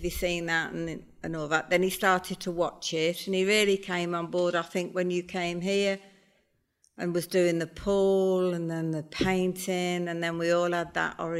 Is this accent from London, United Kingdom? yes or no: no; Worcester, West Midlands, United Kingdom; now in Spain; I'm from Worcester originally.